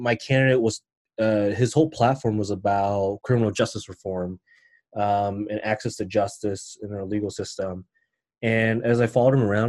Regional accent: Denver, Colorado, United States; I was born and raised in Denver

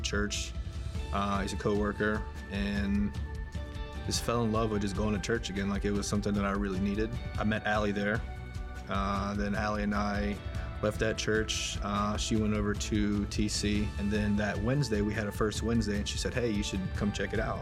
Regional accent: New Orleans, Louisiana, United States; moved away as an adult; also born or lived in Baltimore, Maryland; Born and raised in New Orleans.

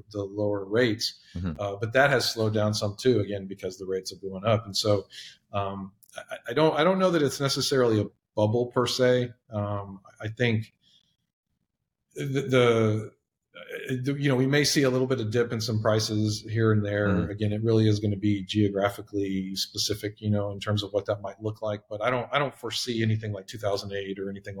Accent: Texas, United States; I'm born and raised in Texas

